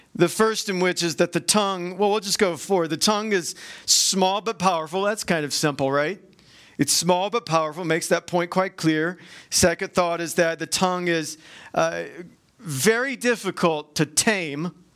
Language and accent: English; Georgia, United States; I'm from Georgia